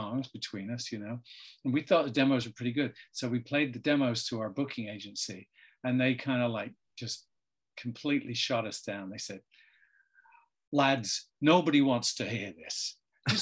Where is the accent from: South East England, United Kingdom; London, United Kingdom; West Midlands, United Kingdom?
South East England, United Kingdom; Gosport; my hometown, which is called Gosport.